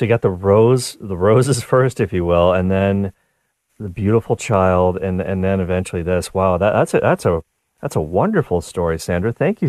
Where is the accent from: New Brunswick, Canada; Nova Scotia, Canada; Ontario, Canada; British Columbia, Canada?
Nova Scotia, Canada; I'm from Nova Scotia, so I've been to Maine many times, pretty close by.